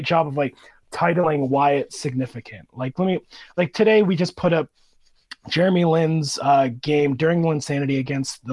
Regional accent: Erie, Pennsylvania, United States; born or raised there; also born or lived in Marshalltown, Iowa / outside Cleveland

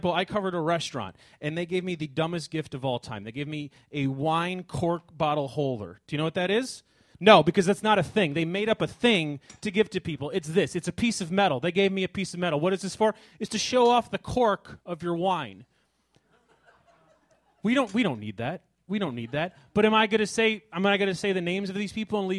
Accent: Chicago, Illinois, United States; I am from Chicago

